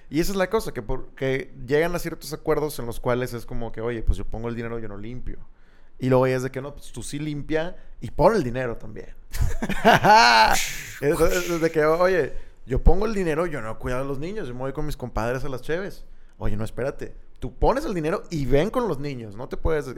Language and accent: Spanish; Monterrey, Nuevo León, Mexico; quiénes somos los regios